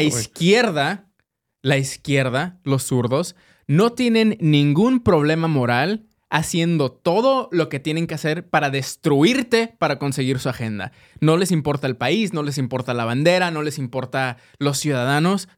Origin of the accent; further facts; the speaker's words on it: Mexico; now in United States; como mexicanos